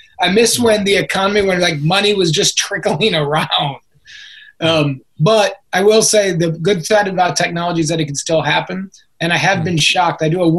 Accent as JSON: {"language": "English", "country": "United States", "tie": "born or raised there", "said": "growing up in Americans, you know, I was born in 78."}